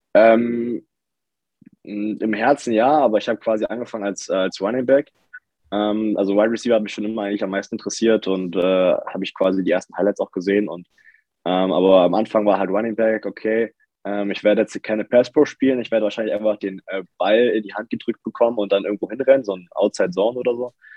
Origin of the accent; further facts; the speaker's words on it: Lübbenau, Brandenburg, Germany; moved away as an adult; also born or lived in Forst / Dresden; now in Berlin, Germany; Forst geboren, das ist quasi an der polnischen Grenze, habe aber meine Kindheit im Spreewald verbracht. Äh, Lübbenau